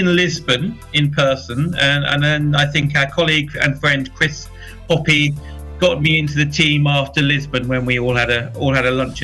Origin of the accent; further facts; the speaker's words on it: Bedford, East of England, United Kingdom; involved in sort of local media in my hometown of Bedford in the UK